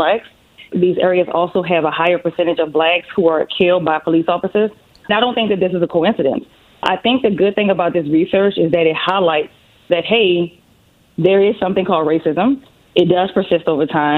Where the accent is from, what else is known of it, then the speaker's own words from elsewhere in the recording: New Orleans, Louisiana, United States; I'm from New Orleans. So that's where the beautiful accent comes from.